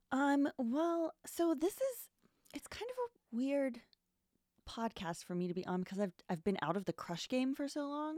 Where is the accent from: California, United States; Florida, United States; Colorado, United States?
California, United States; moved away as an adult; also born or lived in Austin, Texas; now in New York, United States; I'm from California.